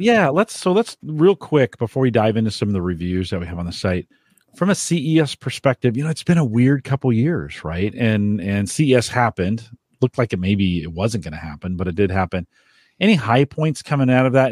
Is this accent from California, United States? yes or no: yes; San Jose, California, United States; moved away; I grew up in San Jose.